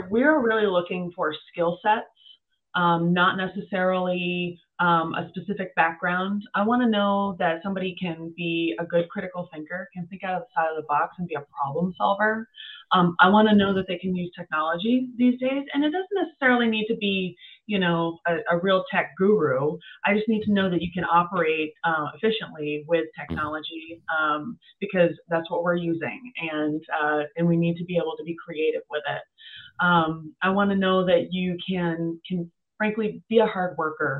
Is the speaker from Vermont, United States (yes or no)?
yes; Vermont, United States; Vermont being my home state